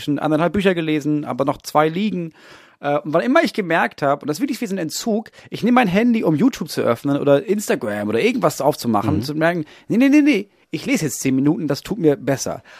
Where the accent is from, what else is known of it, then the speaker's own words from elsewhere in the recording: near Dithmarschen, Schleswig-Holstein, Germany; ich komme ja aus der Nähe von Dithmarschen, Schleswig-Holstein, größtes Kohlanbaugebiet Europas.